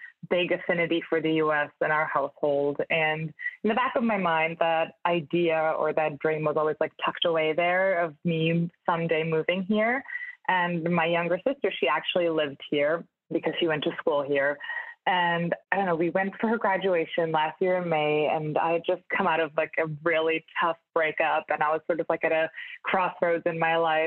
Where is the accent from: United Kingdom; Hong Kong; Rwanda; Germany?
Germany; Munich, Bavaria; moved away as an adult; also born or lived in Budapest, Hungary / Hamburg, Germany; now in Brooklyn, United States; I'm originally from Munich in Germany